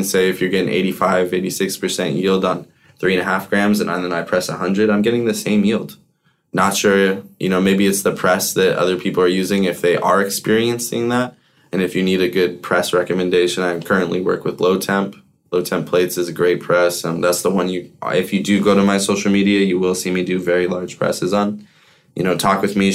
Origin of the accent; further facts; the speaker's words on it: Colorado, United States; growing up in Colorado in the hash scene, becoming a man and all that since I was so young